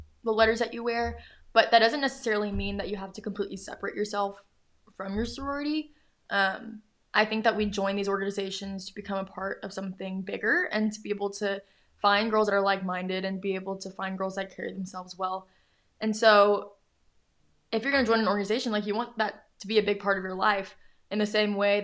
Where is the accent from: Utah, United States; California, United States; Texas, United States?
Texas, United States; Houston; I grew up in Houston